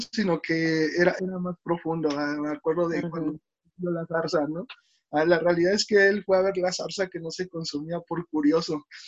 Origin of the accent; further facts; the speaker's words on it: Oluta, Veracruz, Mexico; also born or lived in Toluca area, State of Mexico; now in Toluca, Mexico; yo nací en Veracruz, um, específicamente en Oluta, Veracruz